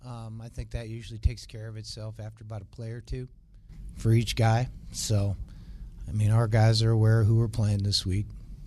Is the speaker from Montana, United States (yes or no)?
yes; Montana, United States; As I just mentioned, we're all from Montana.